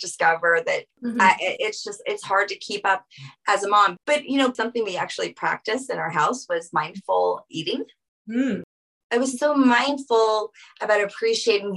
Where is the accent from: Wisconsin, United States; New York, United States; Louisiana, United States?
Louisiana, United States; New Orleans; I'm from Louisiana, from New Orleans